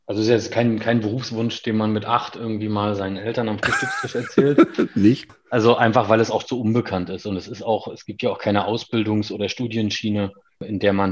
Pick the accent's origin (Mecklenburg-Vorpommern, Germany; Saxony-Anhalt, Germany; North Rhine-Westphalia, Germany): Mecklenburg-Vorpommern, Germany; Schwerin; ich komme aus Schwerin gebürtig habe in Wismar studiert, das ist ja nicht unweit von Schwerin, allerdings an der Ostsee gelegen